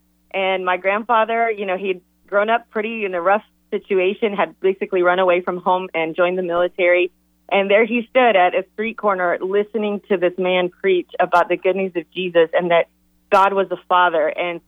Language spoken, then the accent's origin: English; Ecuador; moved away as an adult; now in United States; I grew up in Ecuador, and I came to college. I came to Campbell University at age 18 to go to school.